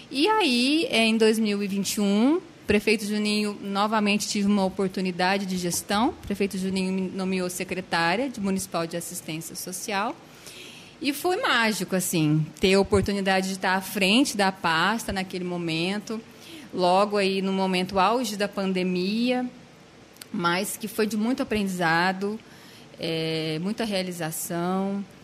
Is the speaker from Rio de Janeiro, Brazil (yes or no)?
no; Franca, São Paulo, Brazil; Sou natural de Franca, né?